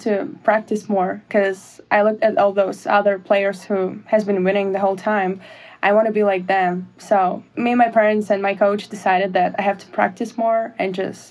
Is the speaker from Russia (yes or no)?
yes; Russia; moved away as an adult; growing up in Russia, we don't have softball, lacrosse, even football